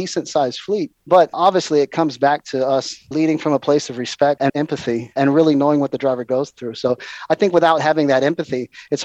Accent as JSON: {"language": "English", "region": "Hawaii", "country": "United States", "tie": "born or raised there", "said": "I was raised in Hawaii"}